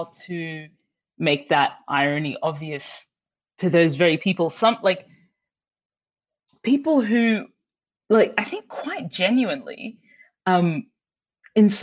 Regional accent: Brisbane, Queensland, Australia; moved away; when I was growing up in Brisbane

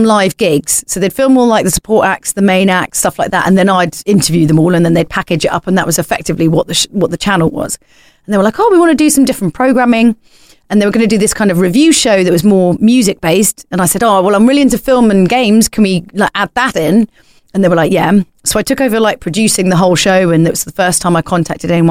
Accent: small village consumed by Greater London, United Kingdom; we come from like this kind of small village that's been like consumed by Greater London

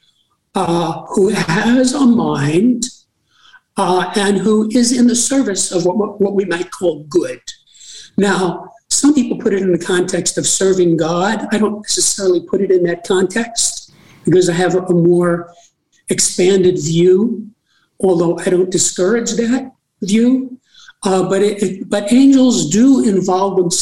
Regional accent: New York City, New York, United States; I was born in New York City

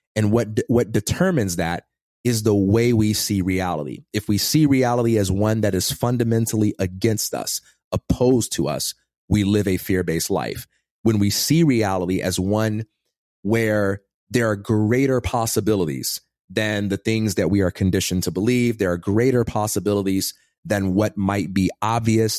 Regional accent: Chicago, Illinois, United States; born or raised there; also born or lived in Westchester, Illinois

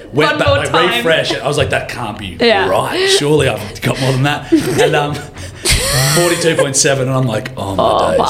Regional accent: Walcha, New England, New South Wales, Australia; also born or lived in Armidale; Walker in the New England. It's sort of northwestern New South Wales, up near Tamworth, Armidale.

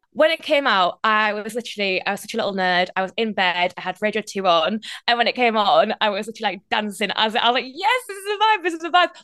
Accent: North East England, United Kingdom; accent: Geordie; now in London, United Kingdom; I'm still very much Northeastern, but the moment I meet anyone else who's Geordie, my accent comes out, like, bigger and stronger

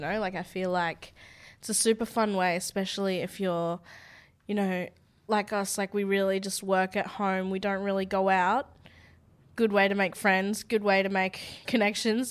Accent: Australia; I'm from Australia

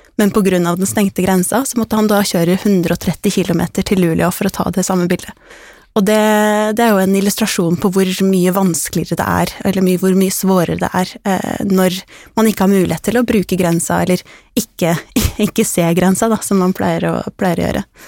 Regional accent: Norway

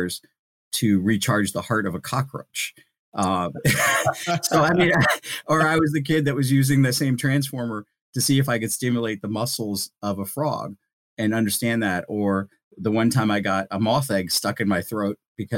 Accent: India; now in United States; So, I'm a first zero generation immigrant. I was born in India.

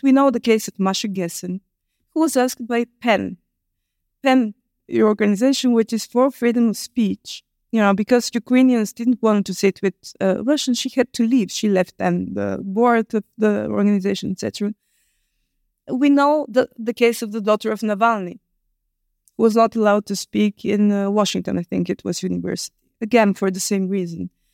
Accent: Bulgaria; I was born in Bulgaria

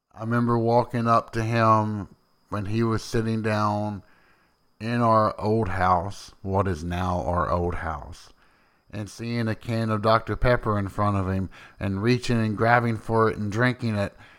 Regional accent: Tennessee, United States; also born or lived in Boston; I am from Tennessee

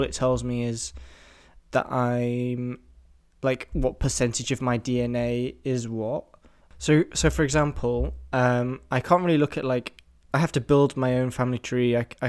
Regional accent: England, United Kingdom; I'm 70% English, obviously, because I'm from England

